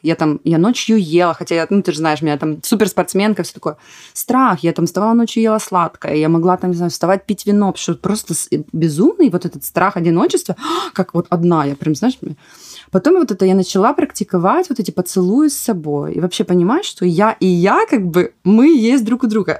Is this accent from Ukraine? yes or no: yes; Ukraine; moved away; Я предприниматель, украинка